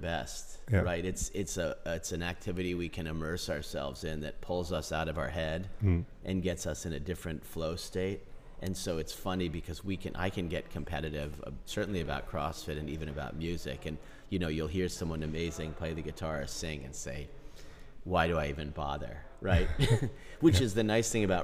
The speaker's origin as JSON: {"language": "English", "town": "Philadelphia", "region": "Pennsylvania", "country": "United States", "tie": "born or raised there", "said": "I grew up on the east coast of the United States in Philadelphia, which is a big... I was not in Philadelphia. I was in the suburbs of Philadelphia"}